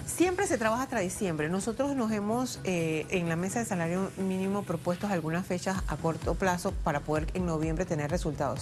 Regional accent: Panama; Todos somos panameños.

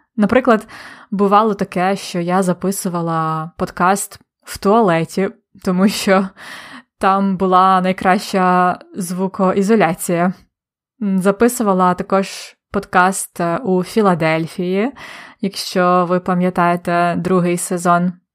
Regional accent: Polonne, Khmelnytskyi Oblast, Ukraine; moved away; недалеко від міста Полонне, де я народилась і виросла

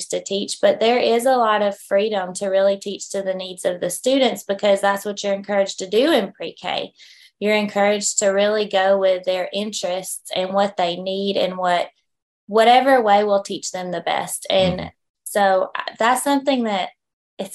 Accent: Habersham County, Georgia, United States; I'm from Habersham County

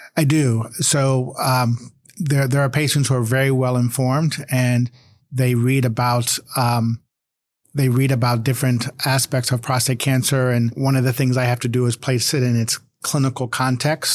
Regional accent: Cleveland, Ohio, United States; now in Virginia, United States; I grew up in Cleveland

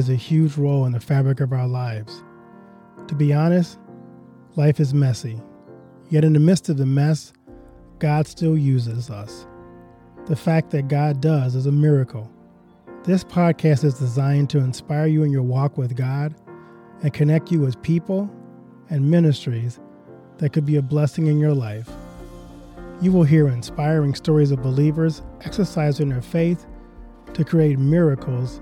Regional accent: Baton Rouge, Louisiana, United States; I'm from Louisiana

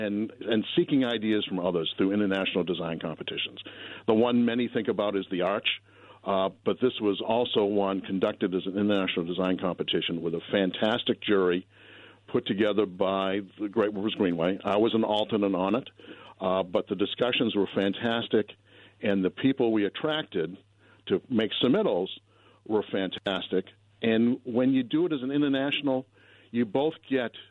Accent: the East, United States; moved away; also born or lived in Boulder, Colorado; I grew up in the East, so I'm used to humidity also

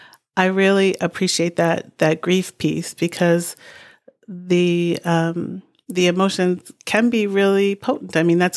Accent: New England, United States; You know, growing up in New England, often sort of civility and decorum is far prioritized over transparency and authenticity.

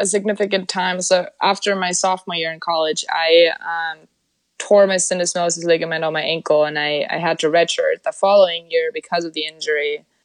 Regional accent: Germany; moved away as an adult; now in Sweden; I was born and raised in Germany.

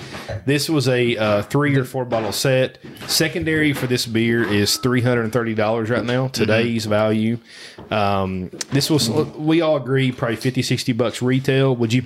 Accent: Breathitt County, Eastern Kentucky, United States; So I grew up in Eastern Kentucky

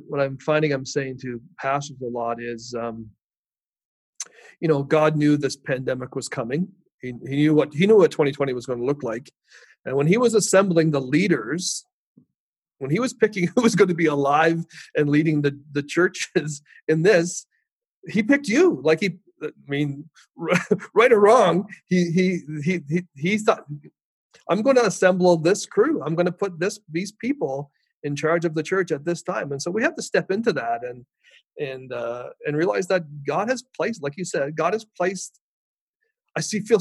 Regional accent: Port Hawkesbury, Nova Scotia, Canada; My little church that I grew up in Port Hawkesbury

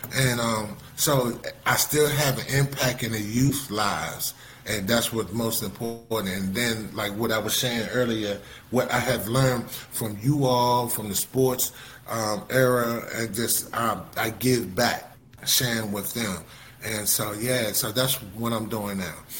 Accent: Fort Washington, Maryland, United States; I was raised in Fort Washington, Maryland

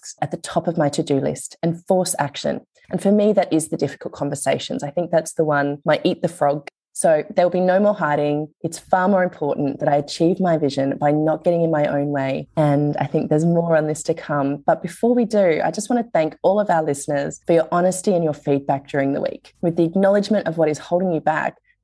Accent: Australia; being Australian when you're in another country

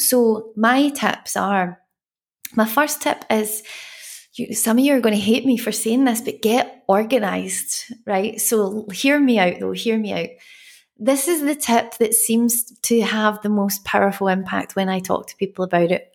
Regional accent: Glasgow, Scotland, United Kingdom; I'm from Glasgow where we have rain and sun at the same time

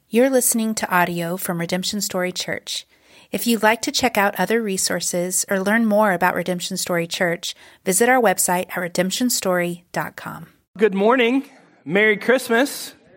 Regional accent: Texas, United States; we're Texan

